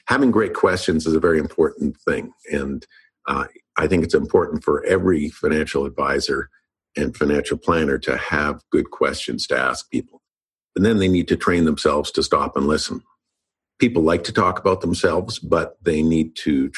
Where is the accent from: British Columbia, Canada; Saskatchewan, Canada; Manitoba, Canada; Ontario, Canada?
Manitoba, Canada; Winnipeg; moved away as an adult; also born or lived in Los Angeles; I moved back to Canada and back to Winnipeg, and I needed a job.